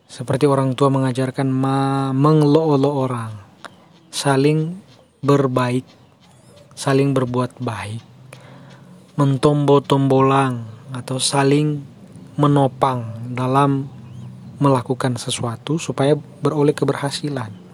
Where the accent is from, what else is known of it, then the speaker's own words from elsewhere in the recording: North Sulawesi, Indonesia; tentu kita sebagai orang Mal Minahasa, orang Malesung, umat Malesung harus menghindari hal-hal seperti itu.